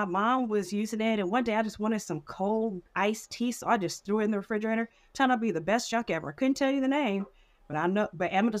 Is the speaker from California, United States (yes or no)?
yes; Richmond, California, United States; accent: Southern; also born or lived in Vallejo, California; I was born in the same hospital as my mom in Vallejo. And she and my dad got married. And my dad's from Richmond, California. He moved here when he was about 4 or 5 with his extended family. And I was raised in Richmond all my life.